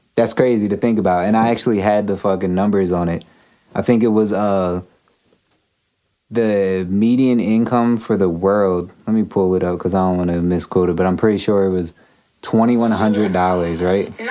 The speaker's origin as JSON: {"language": "English", "region": "Pennsylvania", "country": "United States", "tie": "born or raised there", "said": "being born in Pennsylvania in the U.S."}